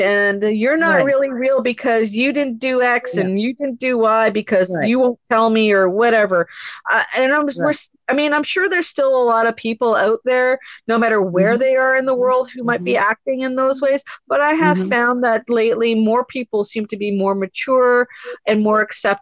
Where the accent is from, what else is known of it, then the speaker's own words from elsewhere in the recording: Canada; We are not Americans. We're Canadian. We're proud to be Canadian.